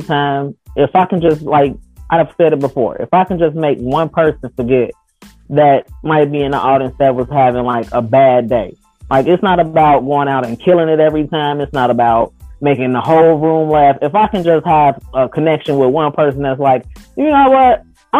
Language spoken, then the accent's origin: English; Chicago, Illinois, United States; now in North Iowa, United States; I'm from Chicago